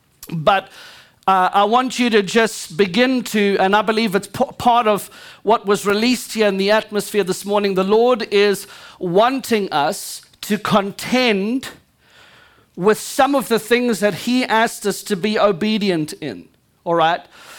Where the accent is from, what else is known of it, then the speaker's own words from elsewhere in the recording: Louisiana, United States; I'm Cajun, just like every one of y'all.